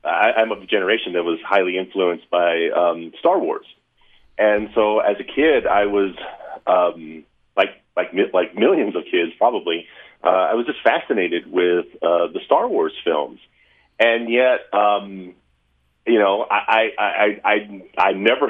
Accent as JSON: {"language": "English", "town": "Lubbock", "region": "Texas", "country": "United States", "tie": "born or raised there", "moved": "yes", "lives_now": "Utah, United States", "said": "I was born in Lubbock, Texas. So I'm from West Texas"}